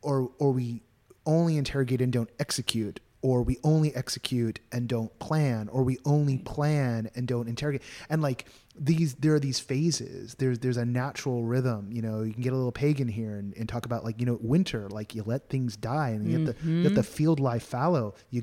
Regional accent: California, United States; born and bred California.

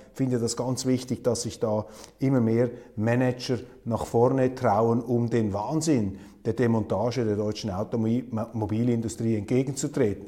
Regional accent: Switzerland; als Schweizer

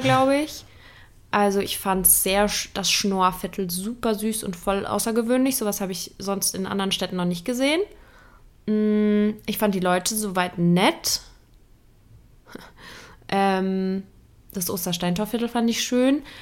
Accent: Saarland, Germany; Ich bin Nordlicht, ne? Äh, geboren im Saarland

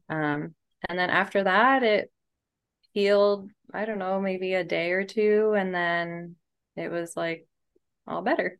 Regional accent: Seattle, Washington, United States; moved away as an adult; also born or lived in Olympia / San Diego; I grew up in Seattle

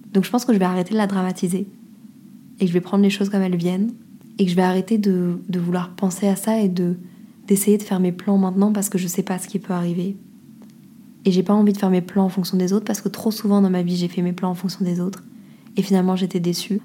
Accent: France; moved away; on dit qu'on est français

